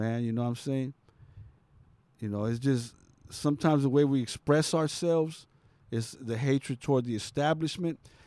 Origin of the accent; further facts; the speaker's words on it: Santa Monica, California, United States; I'm from Santa Monica